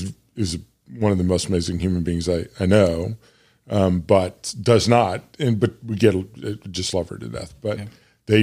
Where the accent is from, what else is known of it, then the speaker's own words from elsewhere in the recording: Bloomington, Illinois, United States; but Illinois State, which was where I grew up in Bloomington Normal, when I went there was 20 or 25,000